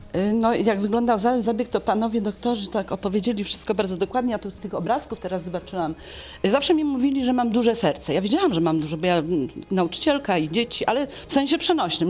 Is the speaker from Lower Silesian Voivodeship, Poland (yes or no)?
yes; Legnica, Lower Silesian Voivodeship, Poland; ja jestem z Legnicy